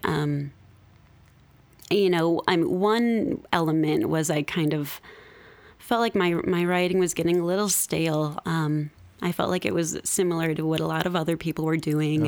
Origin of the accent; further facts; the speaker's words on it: Midwest, United States; moved away as an adult; also born or lived in Seattle; I'm from the Midwest. You know, I moved to Seattle